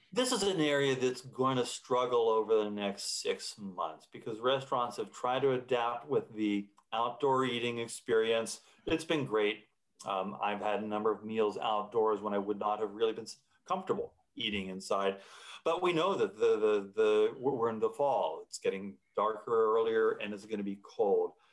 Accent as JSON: {"language": "English", "country": "United States", "said": "as an American"}